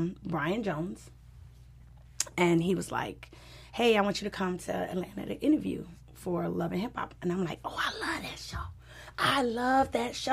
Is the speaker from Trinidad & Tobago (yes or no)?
yes; Trinidad & Tobago; now in Los Angeles, United States; I'm from Trinidad, and I was always doing Caribbean music